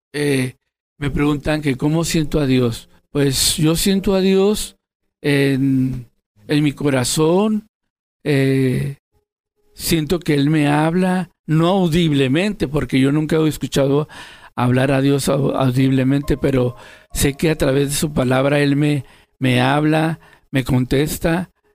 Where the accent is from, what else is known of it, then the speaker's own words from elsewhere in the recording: Tijuana, Baja California, Mexico; Yo tengo 57 años y soy de Tijuana, Baja California.